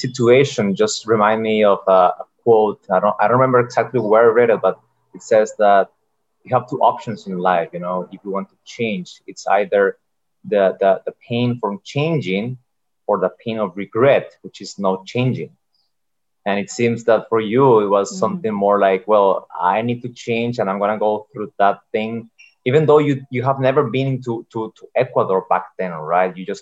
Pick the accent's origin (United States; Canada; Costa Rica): Costa Rica; I am from Costa Rica